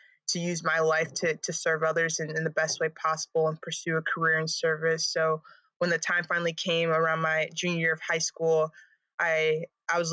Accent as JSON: {"language": "English", "town": "Lake Forest", "region": "Illinois", "country": "United States", "tie": "born or raised there", "moved": "yes", "said": "I'm from Lake Forest, Illinois, which is a north suburb of Chicago. And so I grew up in a pretty small town."}